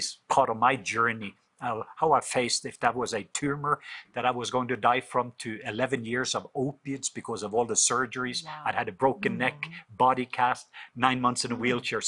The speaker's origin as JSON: {"language": "English", "country": "Norway", "tie": "born or raised there", "moved": "yes", "said": "I grew up in Norway, was raised in Norway"}